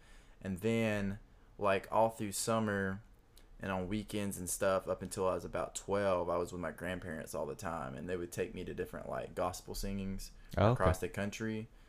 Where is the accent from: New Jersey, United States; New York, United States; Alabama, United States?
Alabama, United States; Boring. I mean, the woods is really pretty and the lake was really pretty. I grew up on Gunnersville Lake.